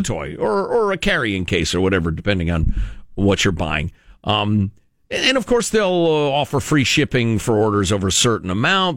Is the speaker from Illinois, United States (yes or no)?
yes; Chicago, Illinois, United States; moved away; my hometown